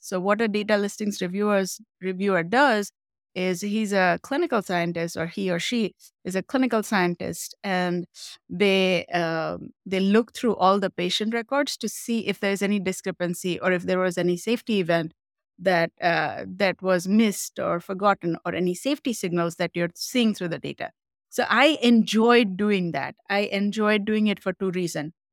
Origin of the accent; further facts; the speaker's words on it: Mumbai, Maharashtra, India; moved away; I grew up in Mumbai, India.